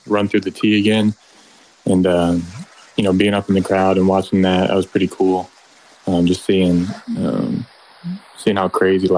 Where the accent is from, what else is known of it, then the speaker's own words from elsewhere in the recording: Nashville, Tennessee, United States; I'm from Nashville, Tennessee